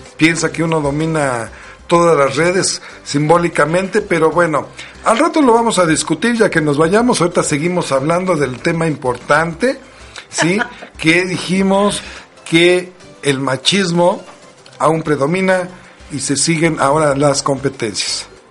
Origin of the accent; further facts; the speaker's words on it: Mexico; como buenos mexicanos